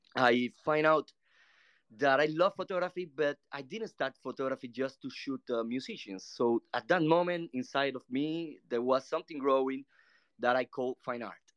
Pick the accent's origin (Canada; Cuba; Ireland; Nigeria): Cuba; English is a second language